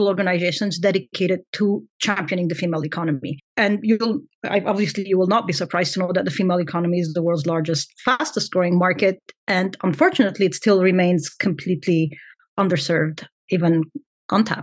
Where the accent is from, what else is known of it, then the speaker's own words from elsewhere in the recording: Lebanon; I come from Lebanon